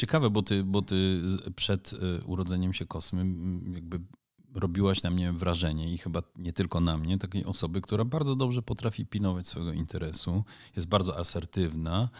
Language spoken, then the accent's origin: Polish; Netherlands; now in Poland; kulturowo jestem na pewno w Polsce, jestem bardziej Holendrem, a w Holandii może bardziej Polakiem.